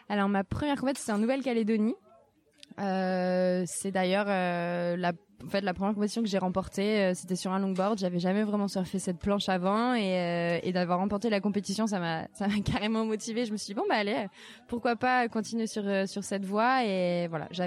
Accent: France; j'ai 25 ans, je suis française

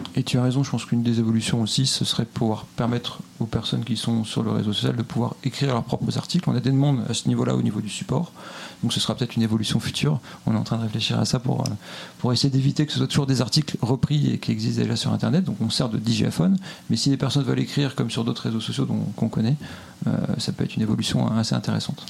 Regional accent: Lille, Hauts-de-France, France; now in Montreal, Canada; Lillois pour ma part

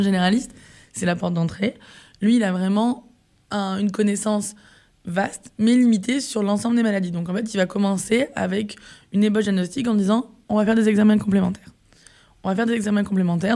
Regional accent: Var, Provence-Alpes-Côte d'Azur, France; also born or lived in Marseille; on est tous les deux issu du sud de la France. Donc, moi, à la base, je suis du Var, mm. euh, qui est à côté de Marseille.

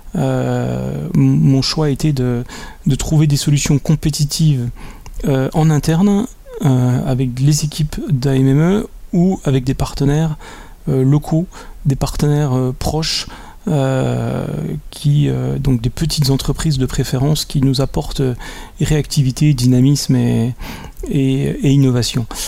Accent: Besançon, Bourgogne-Franche-Comté, France; je viens de Besançon, en Franche-Comté

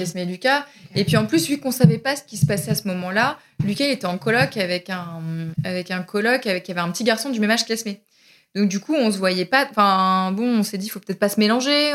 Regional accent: Berry, Centre-Val de Loire, France; also born or lived in Pouligny-Saint-Pierre; now in Paris, France; je suis originaire du Berry

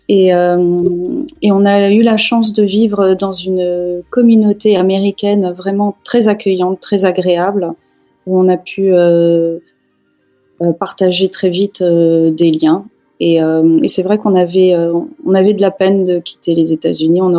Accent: France; also born or lived in Tehran, Iran / Barcelona, Spain / United States / United Arab Emirates; now in Bern, Switzerland; je suis à l'origine franco-iranienne. Je suis née à Téhéran, j'ai vécu euh, essentiellement en France.

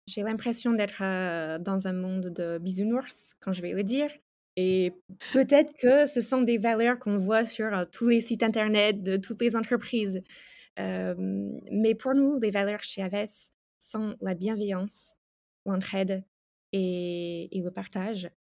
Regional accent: United States; French is a second language; moved away as an adult; also born or lived in France; now in Italy; Je suis ah. américaine. Euh, j'ai vécu 10 ans en France et maintenant je vis en Italie depuis 3 ans

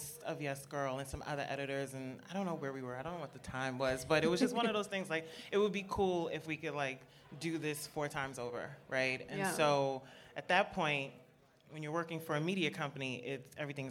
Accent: New York, United States; I'm just a New Yorker. Born and raised in Brooklyn for a very long time.

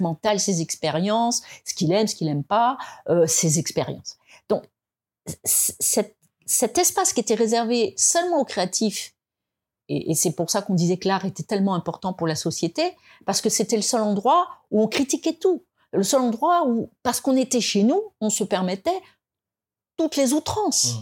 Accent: France; on est français, hein, on est français

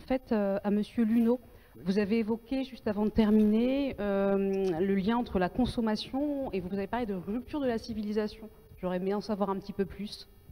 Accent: Paris, Île-de-France, France; moi je suis parisienne et que j'ai grandi en ville

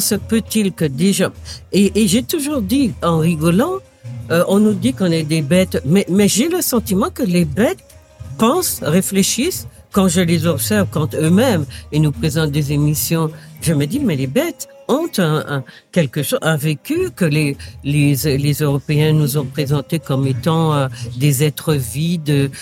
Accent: Martinique; moved away as an adult; also born or lived in Paris; je viens effectivement de la Martinique

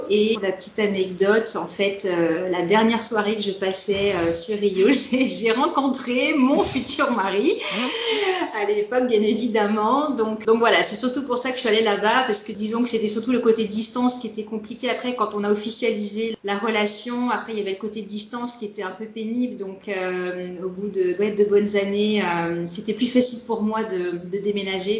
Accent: Nantes, Pays de la Loire, France; moved away as an adult; now in Natal, Brazil; je suis originaire de, Loire-Atlantique, hein, donc je suis née à Nantes exactement, et euh, peut-être pour ceux qui se connaissent, j'ai passé mon adolescence dans une ville qui s'appelle Ancigny, qui a une trentaine de kilomètres de Nantes

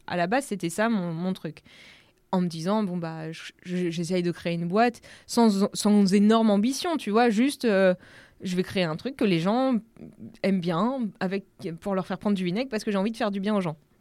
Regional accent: Normandy, France; Donc je viens de Normandie

